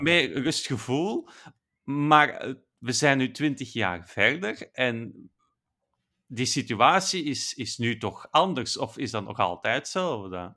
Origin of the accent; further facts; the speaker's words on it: Belgium; als Belg